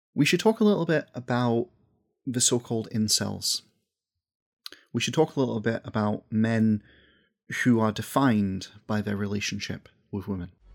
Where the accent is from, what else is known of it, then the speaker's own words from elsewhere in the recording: west coast of Scotland, United Kingdom; accent: Scottish; As someone from the west coast of Scotland